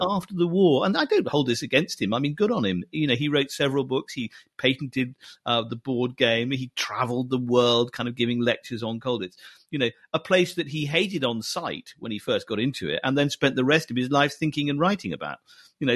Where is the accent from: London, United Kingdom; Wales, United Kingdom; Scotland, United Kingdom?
Scotland, United Kingdom; I was brought up in Scotland